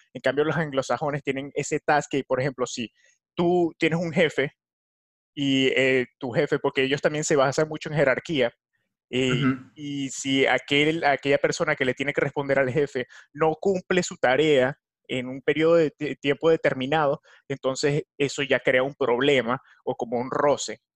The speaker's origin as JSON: {"language": "Spanish", "country": "Venezuela", "moved": "yes", "lives_now": "United States", "said": "en mi país Venezuela"}